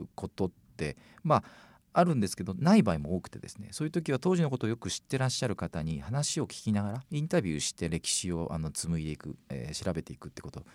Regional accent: Fukuoka, Japan; 若い時の私も福岡出身ですので、まあ、京王公園なんかにも、あの、いたんですけど

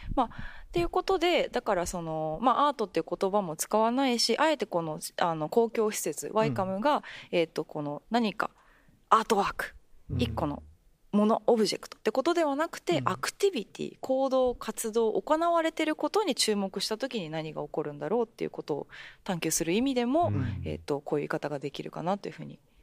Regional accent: Japan; 私はまあ全然日本出身

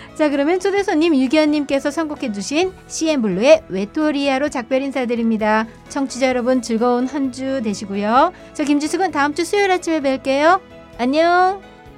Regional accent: South Korea; now in Fukuoka, Japan; 후쿠오카에서 장기간 거주하는 한국 사람으로서는

